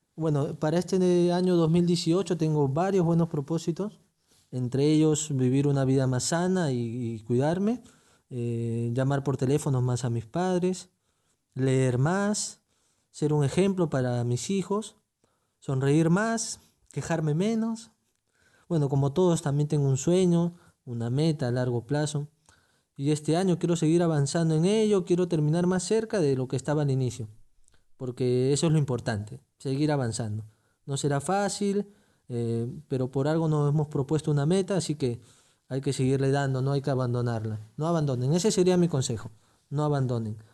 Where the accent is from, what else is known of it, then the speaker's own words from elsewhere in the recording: Peru; Como buenos peruanos